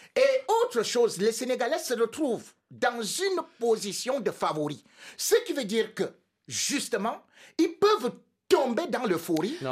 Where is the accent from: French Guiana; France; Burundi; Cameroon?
Cameroon; je suis Camerounais